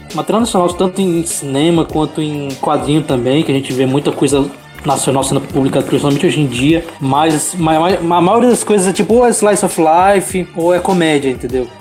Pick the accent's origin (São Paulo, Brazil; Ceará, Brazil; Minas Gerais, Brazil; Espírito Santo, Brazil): Ceará, Brazil; Fortaleza; now in Belém, Brazil; eu tô aqui pra Belém do Pará, aqui, mas sou, sou de Fortaleza